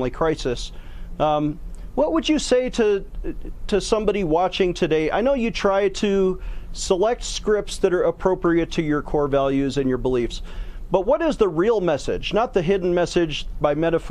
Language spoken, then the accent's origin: English; Buffalo, New York, United States; moved away; I'm from Buffalo